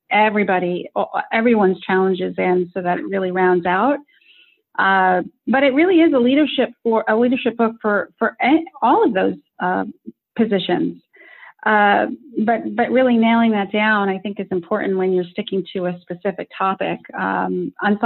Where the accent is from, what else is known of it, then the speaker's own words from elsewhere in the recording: United States; I was born in America